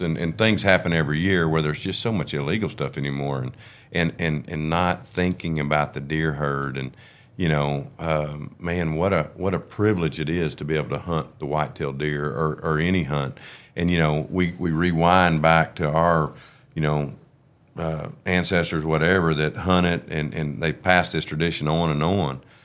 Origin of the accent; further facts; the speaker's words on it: Oklahoma, United States; we're from Oklahoma